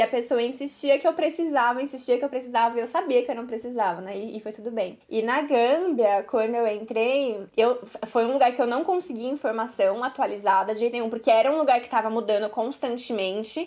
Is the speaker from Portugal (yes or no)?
no; Brazil; Eu sou brasileira